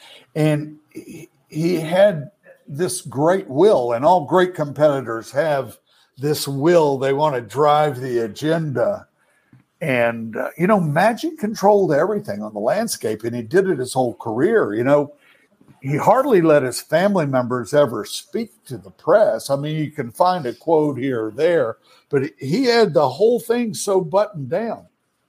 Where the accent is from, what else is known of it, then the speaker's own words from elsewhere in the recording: the South, United States; I'm a Southerner. I witnessed it growing up.